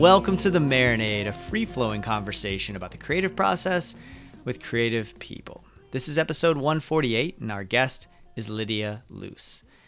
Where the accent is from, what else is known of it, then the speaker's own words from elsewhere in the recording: Ocala, Florida, United States; I grew up in Ocala, very similar, like that Baptist church